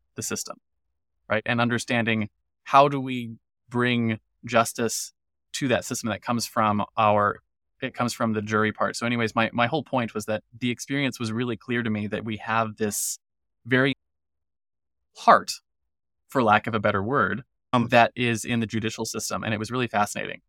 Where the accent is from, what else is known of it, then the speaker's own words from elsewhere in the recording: United States; As an American